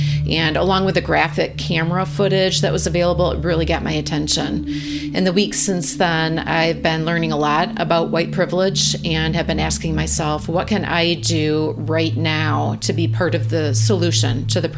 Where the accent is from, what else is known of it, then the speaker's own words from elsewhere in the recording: Midwest, United States; I'm a white woman from the Midwest. I live in a Minneapolis suburb